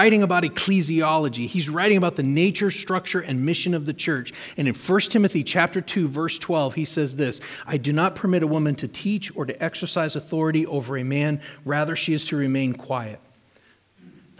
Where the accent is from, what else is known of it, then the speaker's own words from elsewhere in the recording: New Hampshire, United States; moved away; I grew up in New Hampshire.